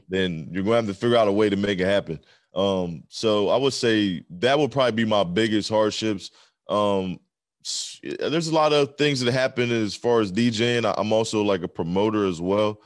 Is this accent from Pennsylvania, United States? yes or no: yes; southern Pennsylvania, United States; also born or lived in Maryland; I'm, like, um, on the southern part of Pennsylvania. I'm, like, right on the border of Maryland